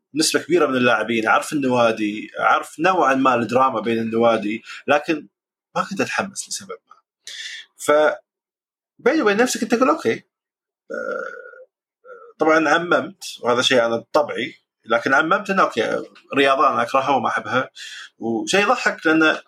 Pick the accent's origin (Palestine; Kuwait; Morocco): Kuwait; Jahra, Al Jahra Governorate; عندنا بالكويت بالجهره